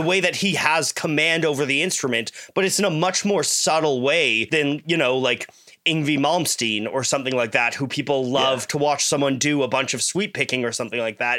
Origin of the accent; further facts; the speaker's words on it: Canada; I'm Canadian